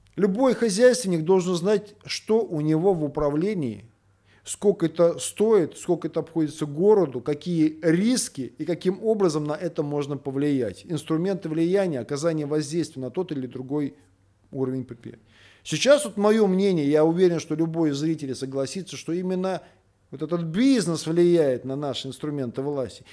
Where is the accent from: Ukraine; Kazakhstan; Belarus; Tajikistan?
Belarus; now in Russia; я сам белорус.